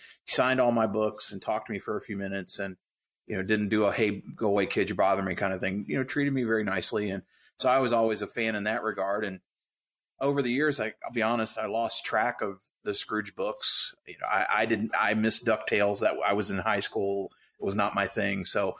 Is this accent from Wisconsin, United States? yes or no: no; Louisville, Kentucky, United States; Growing up in Louisville